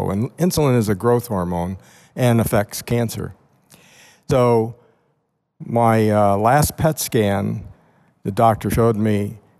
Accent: Westford, Massachusetts, United States; I'm from Westford, Massachusetts

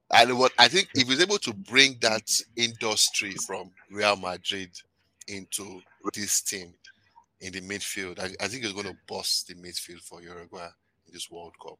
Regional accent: Nigeria; also born or lived in Canada; I'm Nigerian

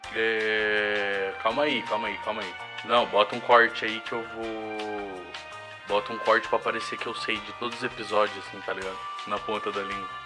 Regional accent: Brazil; a gente é brasileiro e não desiste nunca e de que a gente é brasileiro e deixa as coisas pra última hora

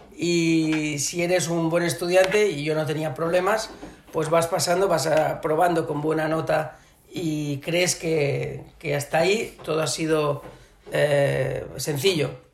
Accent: Barcelona, Catalonia, Spain; moved away as an adult; also born or lived in Shanghai, China; catalán, obviamente porque soy de Barcelona

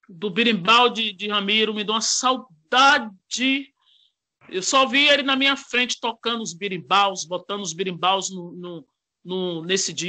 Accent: Brazil; born there; Eu só nasci no Brasil, mas eu sou descendente de negão mesmo.

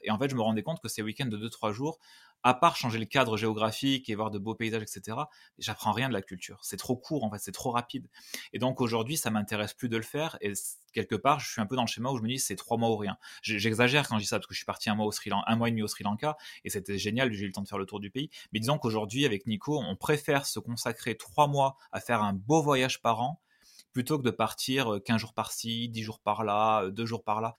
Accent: Valence, Auvergne-Rhône-Alpes, France; moved away; also born or lived in Montpellier / Nîmes; je suis né à Valence, dans la Drôme, dans le 26, euh, du Dauphiné à fond, bien sûr. Donc ça, c'est mon, fief, la Drôme, Drôme Ardèche, c'est vraiment là où j'ai passé toute mon enfance

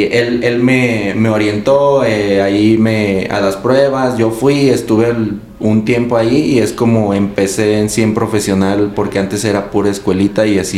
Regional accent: Guadalajara, Jalisco, Mexico; yo soy de Guadalajara.

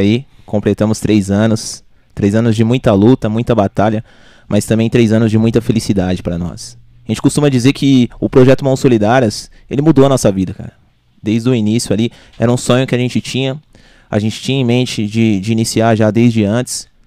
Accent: Arujá, São Paulo, Brazil; also born or lived in Santa Isabel; É, eu sou nascido em São Isabel, mas me criei sempre em Arujá. Só fui lá para nascer, né?

